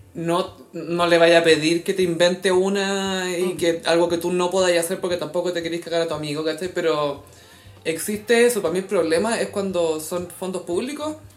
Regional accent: Chile; somos chilenos

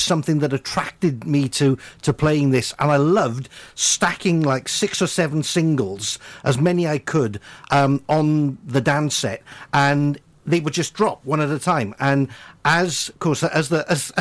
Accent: Cwmbran, Wales, United Kingdom; growing up in Cwmbran

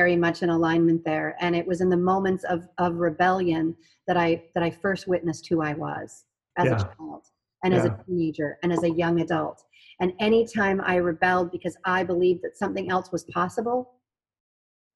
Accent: Canada; growing up in Canada

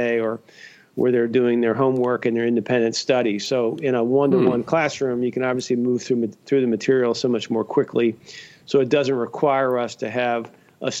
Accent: Cincinnati, Ohio, United States; now in Grand Rapids, United States; I grew up in Cincinnati, Ohio

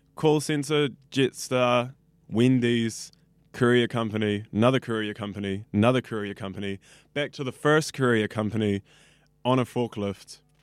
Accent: Auckland, New Zealand; I grew up in West Auckland

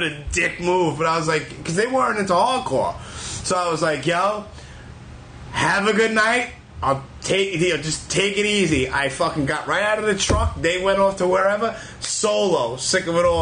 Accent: New York, United States; being a New Yorker

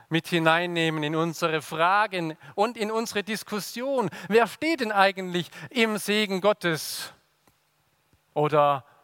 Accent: Swabia, Germany; Und dann sagen wir Schwaben, Grüß Gott. Und ihr habt gemerkt, als Schwabe muss ich nicht mal den Mund bewegen.

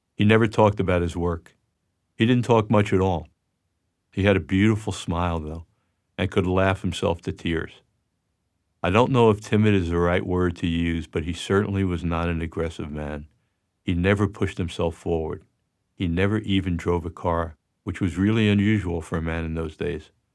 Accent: New York, United States; I was born on October eighteenth, nineteen forty-five in Jackson Heights, Queens. We lived in an apartment there until I was in the third grade.

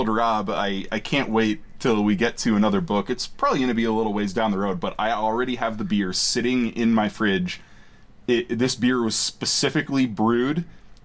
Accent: Fort Collins, Colorado, United States; in my hometown of Fort Collins, Colorado

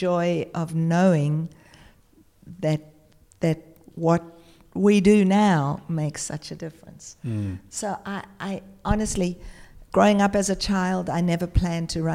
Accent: South Africa; now in Australia; I was born in South Africa during the apartheid era

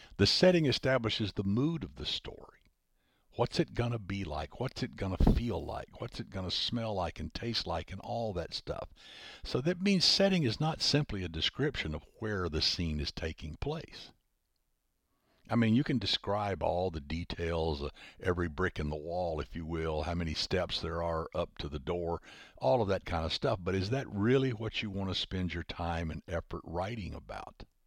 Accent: Huntsville, Alabama, United States; Huntsville, my hometown

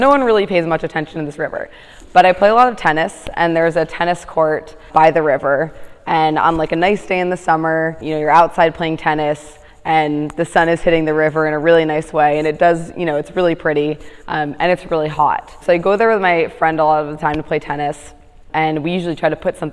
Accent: Teaneck, New Jersey, United States; moved away as an adult; now in Washington, United States; I'm from New Jersey. So I grew up in a town called Teaneck, New Jersey

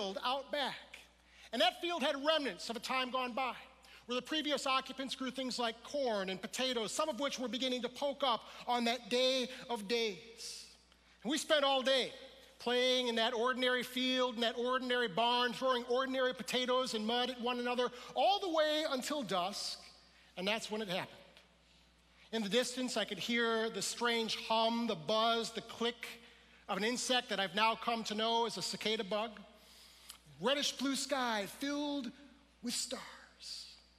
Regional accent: Detroit, Michigan, United States; We're from the Detroit area

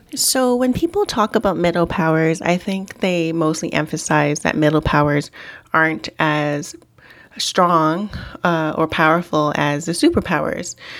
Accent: Vancouver, British Columbia, Canada; growing up in Vancouver, which you would think is a pretty cosmopolitan city

